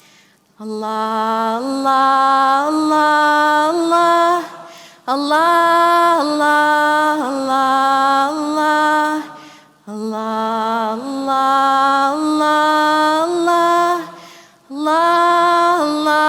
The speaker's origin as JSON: {"language": "English", "town": "Flint", "region": "Michigan", "country": "United States", "tie": "born or raised there", "also_born_or_lived": "Saudi Arabia / Syria / Morocco / Redwood Forest, California", "moved": "as an adult", "lives_now": "Santa Fe, United States", "said": "I grew up in Flint, Michigan. I was born in Saudi Arabia. I'm Syrian American. I live in Santa Fe, New Mexico."}